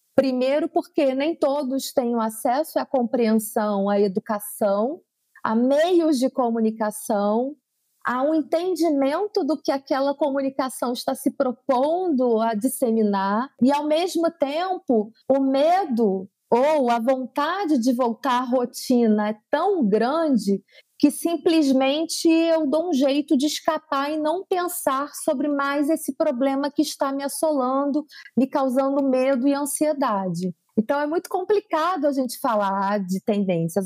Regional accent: São Gonçalo, Rio de Janeiro, Brazil; Eu sou de São Gonçalo, que é a região metropolitana do Rio de Janeiro

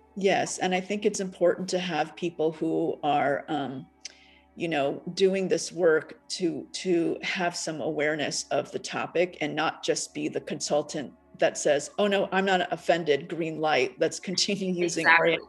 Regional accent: United States; also born or lived in Taiwan / Japan; I grew up in America.

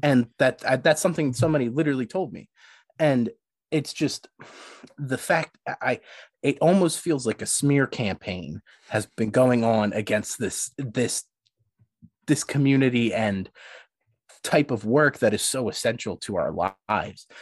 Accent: Philadelphia, Pennsylvania, United States; I'm, I'm from Philly.

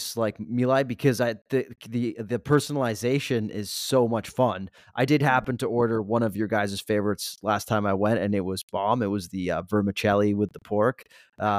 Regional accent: Switzerland; now in Los Angeles, United States; I was growing up in Switzerland

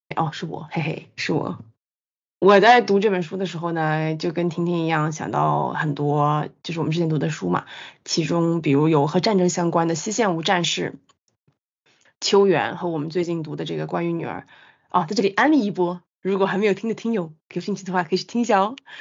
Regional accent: China; 我们中国人作为北亚战场的惨烈伤亡，

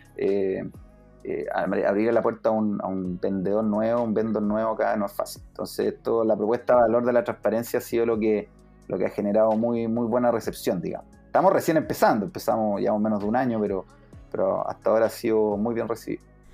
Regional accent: Temuco, Araucanía, Chile; moved away as an adult; also born or lived in Santiago, Chile; now in United States; Yo soy de, Santiago, pero crecí en Temuco

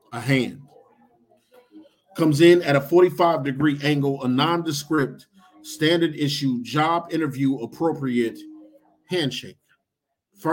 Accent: Detroit, Michigan, United States; moved away as an adult; now in Arkansas, United States; I'm from Detroit

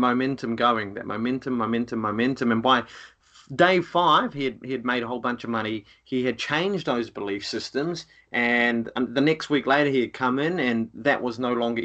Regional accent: Rotorua, Bay of Plenty, New Zealand; moved away; Rotorua is the town I come from

